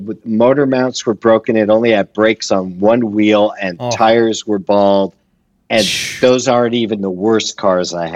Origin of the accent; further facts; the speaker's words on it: Los Angeles, California, United States; I was born and raised in Los Angeles, in the San Fernando Valley, just on the other side of the hill from